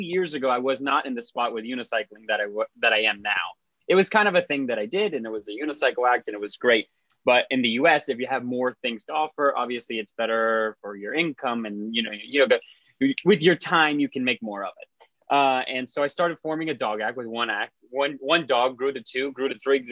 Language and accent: English; South Florida, United States; I'm from South Florida, which is where I am calling in from today